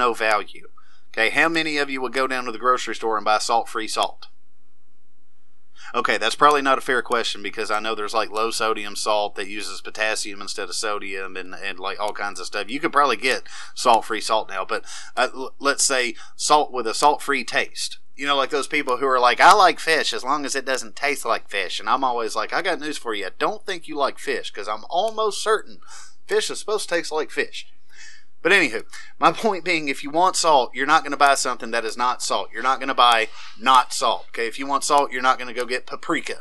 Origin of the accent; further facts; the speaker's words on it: the South, United States; I was born and raised in the South